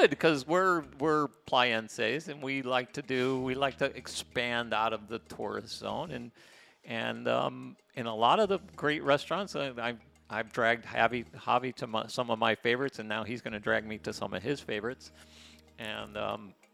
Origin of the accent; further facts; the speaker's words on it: Mexico City, Mexico; moved away as an adult; now in Playa del Carmen, Mexico; I'm from Mexico City.